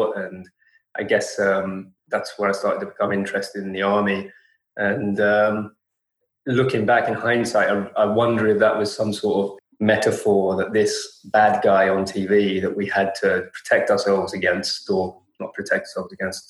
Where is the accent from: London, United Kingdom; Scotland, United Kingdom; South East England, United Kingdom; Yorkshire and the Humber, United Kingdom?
London, United Kingdom; London my whole life.